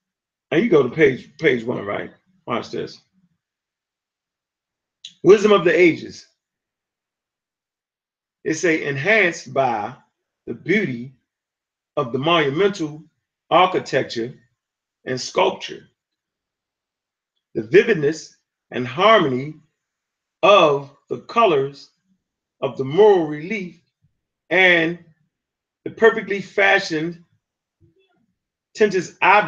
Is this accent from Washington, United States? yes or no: no; Texas, United States; I'm a Texan.